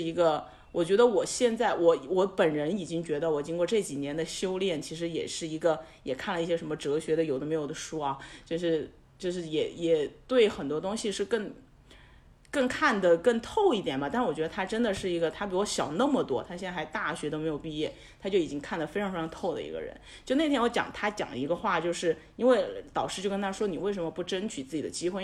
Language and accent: Chinese; Sichuan, China; also born or lived in Seoul / Beijing / Shanghai; now in Chengdu, China; 我是一个四川人，所以我会觉得说我是有退路的